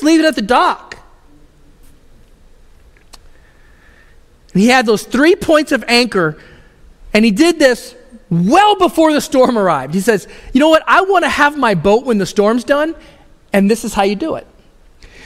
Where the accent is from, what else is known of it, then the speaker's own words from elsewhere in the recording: Houston, Texas, United States; I grew up in Houston area, which is the Gulf Coast